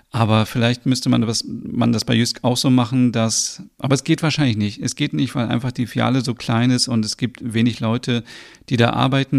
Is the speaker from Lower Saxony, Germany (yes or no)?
yes; Osnabrück, Lower Saxony, Germany; ich komme ja aus Osnabrück und lebe dort